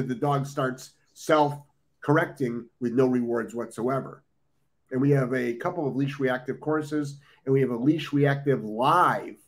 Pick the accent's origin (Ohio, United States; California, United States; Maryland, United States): Ohio, United States; now in Florida, United States; I'm originally from Ohio. I spent, we used to do field trips up to Michigan